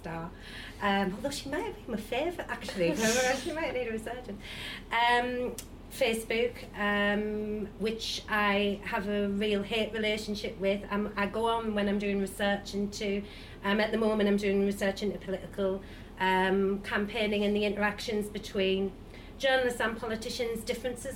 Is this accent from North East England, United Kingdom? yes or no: yes; Sunderland, North East England, United Kingdom; moved away; I'm from Sunderland and everyone's pro-Brexit that I grew up